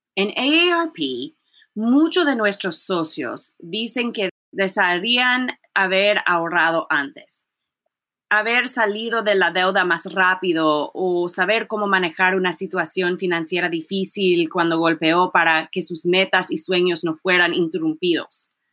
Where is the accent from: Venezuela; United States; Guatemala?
United States; College Park, Maryland; Y yo crecí en College Park, Maryland